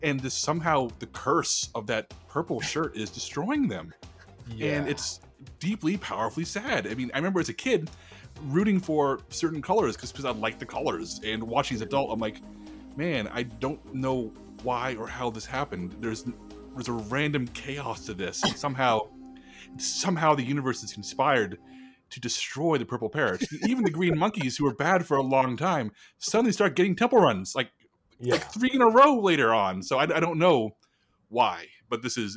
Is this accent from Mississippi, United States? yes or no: no; Buffalo, New York, United States; I was born in Buffalo, New York